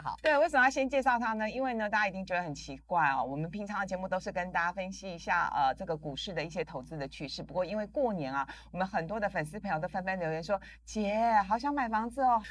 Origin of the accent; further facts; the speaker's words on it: Linkou, New Taipei, Taiwan; 我小时候是在林口长大的